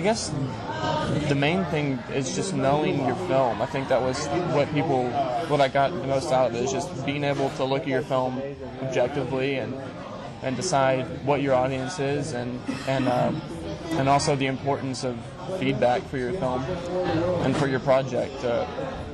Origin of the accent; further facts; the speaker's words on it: Tennessee, United States; now in St. Louis, United States; I'm from Tennessee, but right now I live in St.